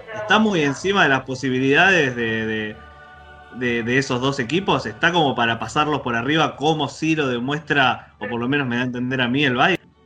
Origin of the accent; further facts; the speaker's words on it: Argentina; nosotros, como argentinos